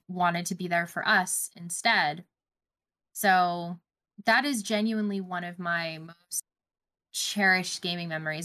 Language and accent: English; Canada; I don't traditionally celebrate as a Canadian